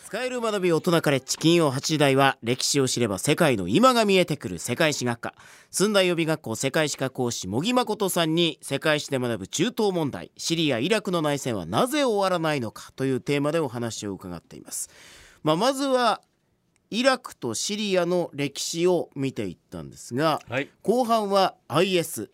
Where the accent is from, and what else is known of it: Yamaguchi, Japan; born or raised there